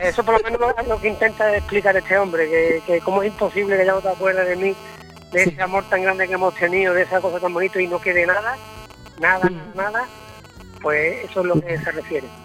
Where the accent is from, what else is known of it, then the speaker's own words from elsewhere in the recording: Hinojos, Andalusia, Spain; Somos de Hinojos. un pueblo muy vinculado a, los vacíos puesto que estamos muy cerquita, un pueblo marismeño